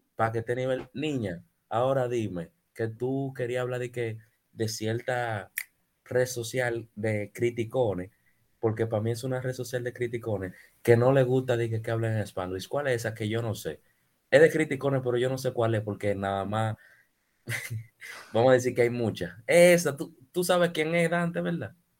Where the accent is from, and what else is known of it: Dominican Republic